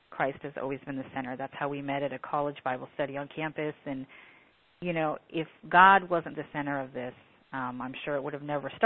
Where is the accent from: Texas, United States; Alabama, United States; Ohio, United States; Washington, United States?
Washington, United States; moved away as an adult; I was in Washington until I was 27